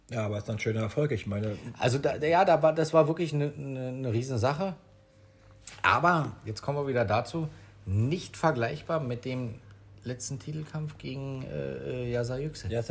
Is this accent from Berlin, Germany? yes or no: yes; Berlin, Germany; aber wir sind da halt groß geworden in Neukölln und der war halt nicht so weit zu laufen für uns.